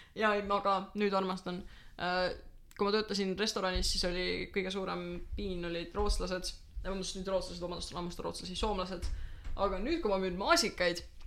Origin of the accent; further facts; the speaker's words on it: Pärnu County, Estonia; mina ikka täielikult Pärnumaalt